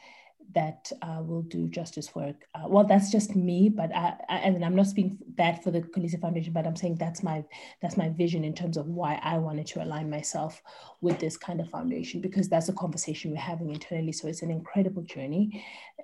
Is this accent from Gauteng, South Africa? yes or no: no; East London, Eastern Cape, South Africa; now in Cape Town, South Africa; I was born in East London. I live in Cape Town with my beautiful family